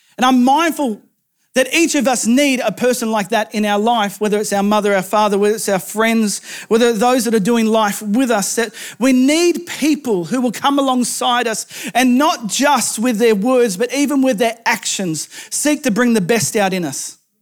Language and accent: English; rural New South Wales, Australia; moved away; my hometown in rural New South Wales